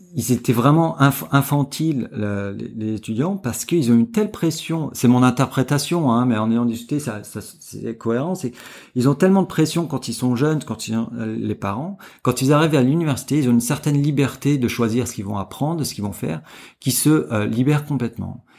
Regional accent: Martinique, France; moved away as an adult; also born or lived in Montpellier, France / Canada / Chile / California, United States; now in Hong Kong; moi, je suis un Français qui n'a jamais travaillé en France. C'est-à-dire que j'ai grandi en Martinique

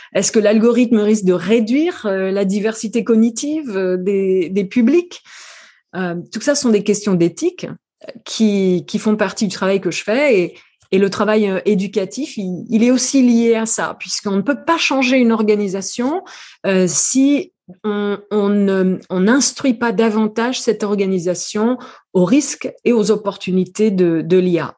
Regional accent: New Caledonia; also born or lived in France; now in San Francisco, United States; Je ne suis pas née en France, je suis originaire de Nouvelle-Calédonie

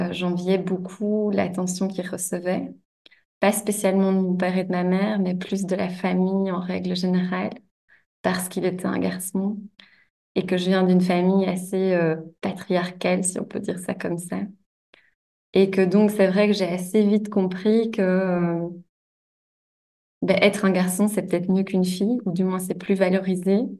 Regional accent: Belgium; donc je viens de Belgique. Euh, j'ai grandi à la campagne, à 20 minutes de Bruxelles environ.

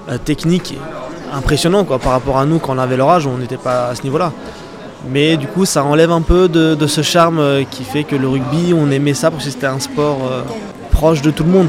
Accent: Aubervilliers, Île-de-France, France; also born or lived in Clermont-Ferrand; now in Bordeaux, France; j'ai grandi à Aubervilliers

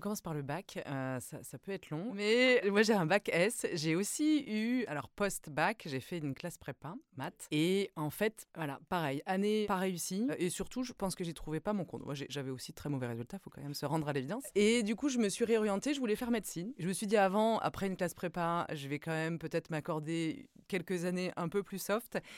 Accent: Brittany, France; moved away as an adult; also born or lived in north of France / United States; Je, je, suis originaire de la Bretagne

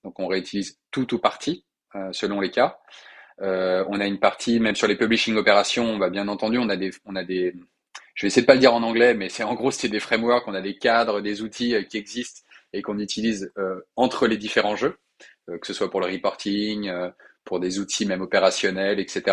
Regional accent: Lyon, Auvergne-Rhône-Alpes, France; also born or lived in Paris; je viens à titre personnel de me réinstaller à Lyon, notamment pour ouvrir ce bureau, en tant que Lyonnais qui se respecte

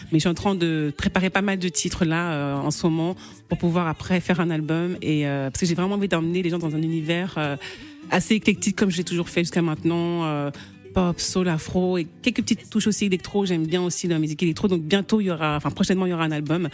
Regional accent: Rouen, Normandy, France; je suis originaire de Guinée-Bissau, je suis née en Normandie, à Rouen

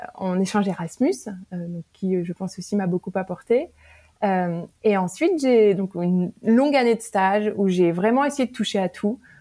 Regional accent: Paris, Île-de-France, France; moved away as an adult; also born or lived in New York; now in Silicon Valley, United States; je suis originaire de Paris, j'ai grandi entourée de mes parents, de mon frère, tout, toute ma vie

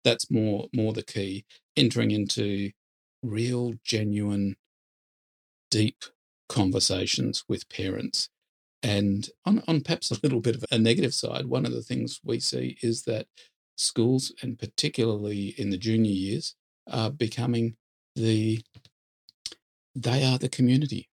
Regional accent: Perth, Western Australia, Australia; moved away as an adult; now in Sydney, Australia; I'm from Perth

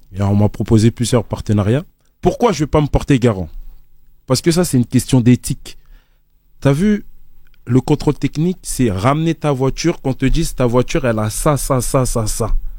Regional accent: Côte d’Ivoire; je suis ivoirien, c'est inné

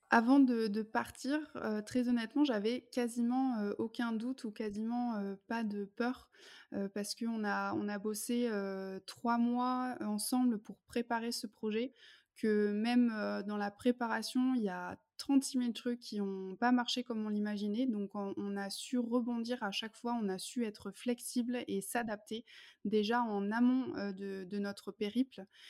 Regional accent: France; moved away as an adult; also born or lived in Germany; J'ai grandi en France

